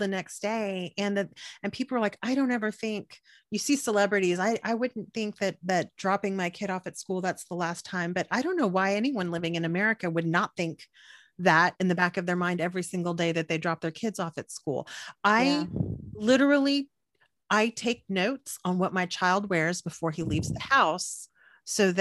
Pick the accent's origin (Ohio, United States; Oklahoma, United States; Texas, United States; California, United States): Texas, United States; Corpus Christi; I'm from Corpus Christi, which is 350,000 people